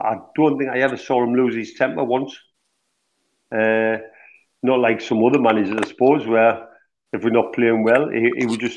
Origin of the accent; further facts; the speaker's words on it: Sunderland, North East England, United Kingdom; moved away; I'm from Sunderland originally